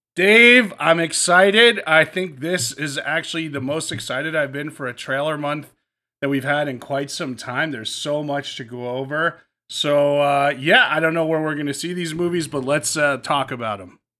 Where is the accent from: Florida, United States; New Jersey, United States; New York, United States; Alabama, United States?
New Jersey, United States; moved away; I grew up in Jersey